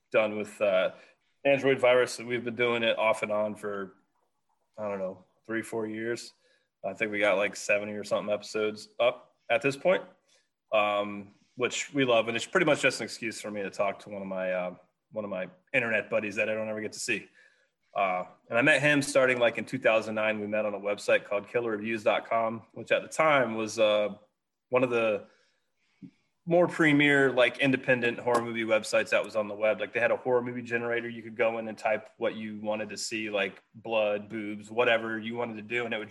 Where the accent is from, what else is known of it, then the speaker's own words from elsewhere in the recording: West Virginia, United States; moved away; I'm originally from West Virginia